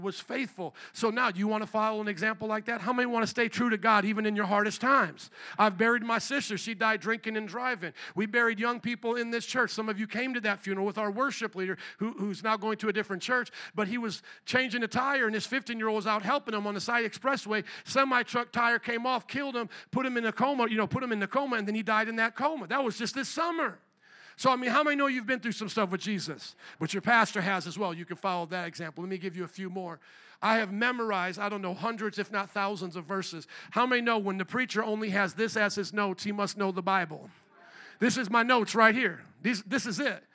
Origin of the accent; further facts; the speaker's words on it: Fort Wayne, Indiana, United States; moved away as an adult; also born or lived in New Orleans, Louisiana; I was born and raised in Fort Wayne, Indiana, a town of about 300,000